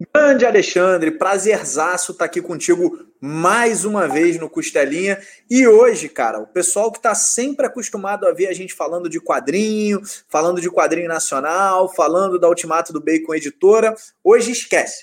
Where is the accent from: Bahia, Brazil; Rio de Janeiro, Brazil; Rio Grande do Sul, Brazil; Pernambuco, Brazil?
Rio de Janeiro, Brazil; aqui no, no Rio de Janeiro, pelo menos de onde eu sou, é, não tem muito essa cultura do board game